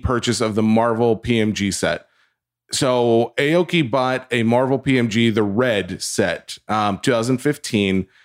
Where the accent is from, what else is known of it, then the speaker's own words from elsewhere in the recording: the South, United States; I'm from the South